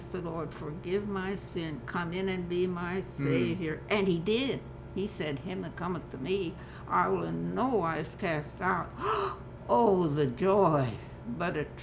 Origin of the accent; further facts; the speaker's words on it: between Galesburg and Peoria, Illinois, United States; Halfway between Galesburg and Peoria. Route 150 split our farm